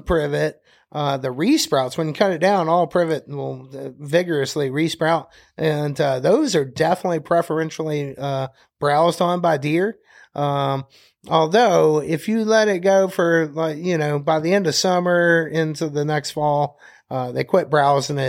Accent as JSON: {"language": "English", "town": "Birmingham", "region": "Alabama", "country": "United States", "moved": "as an adult", "lives_now": "Conecuh National Forest, United States", "said": "I'm from Birmingham, Alabama."}